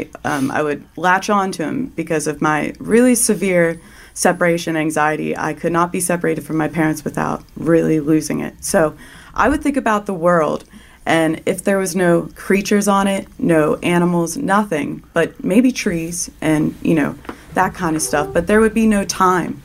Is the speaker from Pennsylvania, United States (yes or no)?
yes; Lancaster, Pennsylvania, United States; I am from Lancaster, Pennsylvania